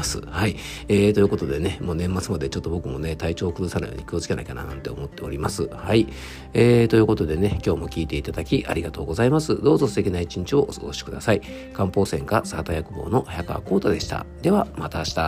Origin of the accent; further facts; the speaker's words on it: Isawa, Yamanashi, Japan; 僕の地元にあるですね伊沢健康ランド